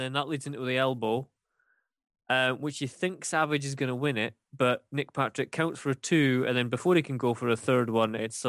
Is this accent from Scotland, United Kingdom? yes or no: yes; Scotland, United Kingdom; as a Scotsman